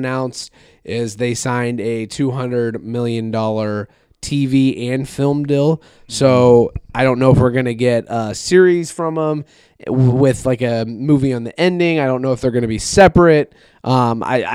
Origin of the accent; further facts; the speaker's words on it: Iowa, United States; we're from Iowa